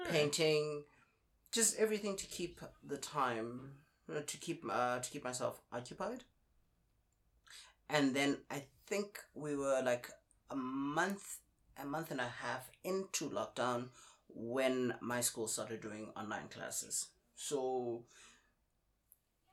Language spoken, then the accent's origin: English; South Africa; moved away as an adult; also born or lived in South Korea; now in Ningbo, China; I'm from South Africa. I've been knocking around Asia for about 11 years now.